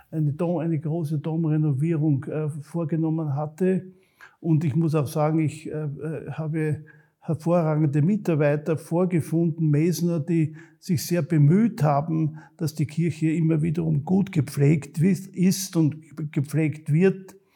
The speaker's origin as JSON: {"language": "German", "town": "Graz", "region": "Styria", "country": "Austria", "tie": "born or raised there", "said": "Ich bin zwar selber ein Grazer, ich bin ein Kind der Stadt, ich bin in der Annenstraße aufgewachsen und habe also die meiste Zeit meines Lebens auch in der Stadt verbracht."}